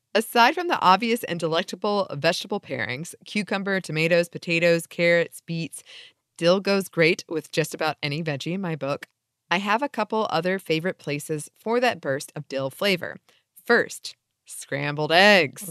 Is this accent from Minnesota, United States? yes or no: no; Atlanta, Georgia, United States; we're from Atlanta